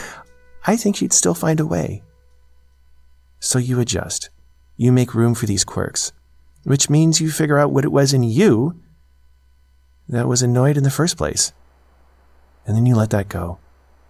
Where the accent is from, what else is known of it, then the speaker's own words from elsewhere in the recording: United States; moved away as an adult; As an American parent